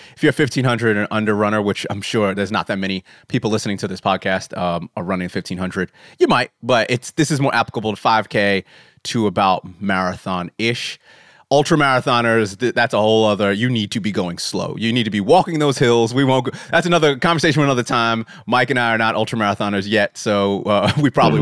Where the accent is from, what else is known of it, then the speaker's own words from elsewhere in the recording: United States; moved away; I'm American